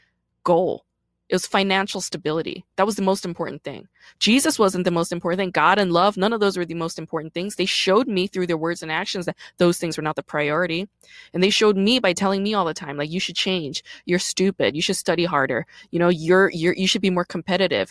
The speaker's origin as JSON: {"language": "English", "town": "New York City", "region": "New York", "country": "United States", "tie": "born or raised there", "also_born_or_lived": "Busan, South Korea / New Jersey", "said": "I was born in Busan, Korea, and I moved to Brooklyn when I was 5 years old"}